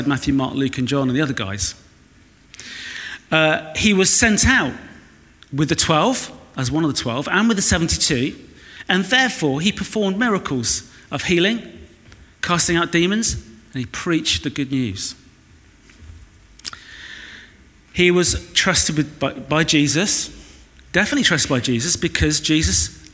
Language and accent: English; Weston-super-Mare, South West England, United Kingdom; moved away; from Weston-super-Mare